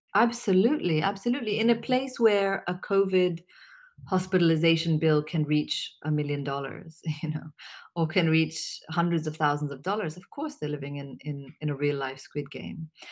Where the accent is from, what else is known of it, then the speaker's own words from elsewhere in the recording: Pakistan; also born or lived in Syria / New York; I'm Pakistani